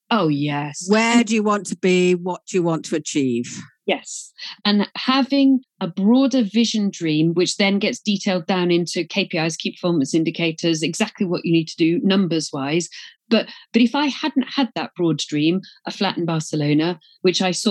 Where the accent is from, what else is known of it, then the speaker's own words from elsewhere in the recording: Glasgow, Scotland, United Kingdom; accent: English; I joke about it because I'm from Glasgow, even though I've got an English accent, that's Scottish Presbyterianism.